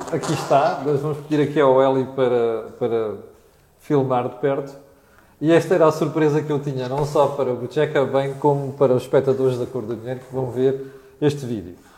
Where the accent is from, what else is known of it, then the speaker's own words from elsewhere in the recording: Mozambique; now in Portugal; Moçambique, que foi o país onde eu cresci